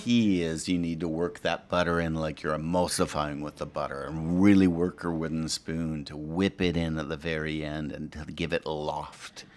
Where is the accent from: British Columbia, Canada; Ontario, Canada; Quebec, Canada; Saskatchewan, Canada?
Ontario, Canada; Ottawa; moved away; also born or lived in American South; I grew up in Ottawa, Canada